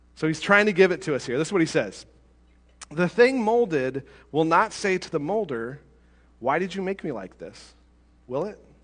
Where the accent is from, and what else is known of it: United States